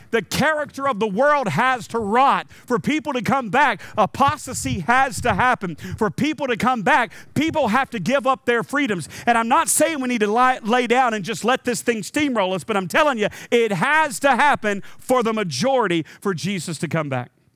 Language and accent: English; North Carolina, United States; I was raised in North Carolina.